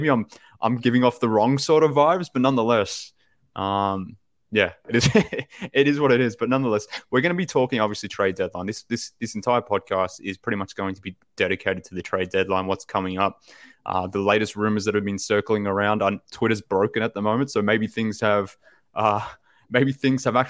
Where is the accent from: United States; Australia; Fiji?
Australia; from Australia